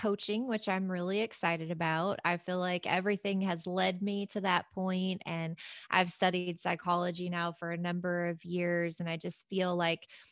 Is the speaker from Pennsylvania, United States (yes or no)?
no; Kentucky, United States; I'm from Kentucky. I mean, we are like huggers and bless your hearts and all that stuff, right? But this same Kentucky bless your heart girl